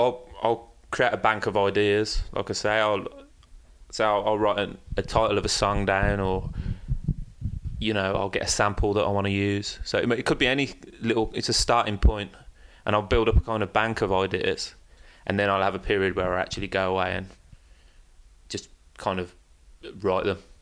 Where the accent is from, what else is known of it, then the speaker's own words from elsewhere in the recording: Birmingham, West Midlands, United Kingdom; moved away as an adult; now in London, United Kingdom; leaving my hometown of Birmingham and moving to London